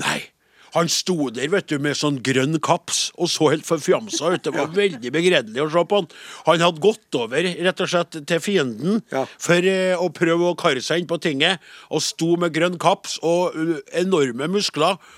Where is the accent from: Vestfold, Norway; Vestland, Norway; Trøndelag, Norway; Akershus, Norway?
Trøndelag, Norway; jeg er jo fra Nord-Trøndelag